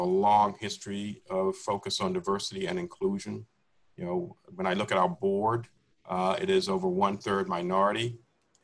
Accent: Washington, District of Columbia, United States; I grew up in Washington, D.C. when it was a segregated city.

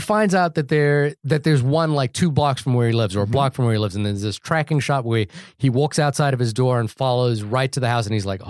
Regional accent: New Zealand; I'm from New Zealand, and the town that I went to school in was on that list.

